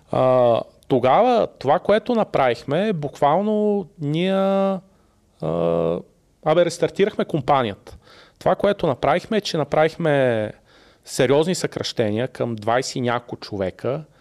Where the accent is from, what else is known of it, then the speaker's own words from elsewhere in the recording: Sofia, Sofia City, Bulgaria; И ти си казваш, не, бе, аз съм от София, ама съм голямото село, нали?